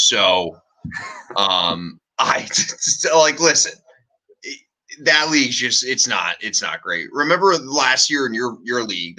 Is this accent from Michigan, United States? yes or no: yes; Detroit, Michigan, United States; now in Cleveland, United States; Nope. I'm actually from Detroit. But okay. I live in Cleveland now.